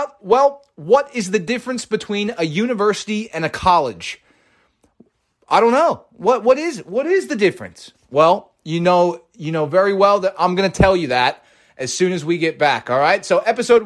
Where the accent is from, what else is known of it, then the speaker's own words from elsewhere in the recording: United States; as an American